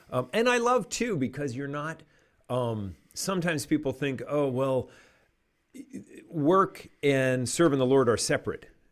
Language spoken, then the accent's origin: English; Canada; I'm a Canadian and we grew up in canoes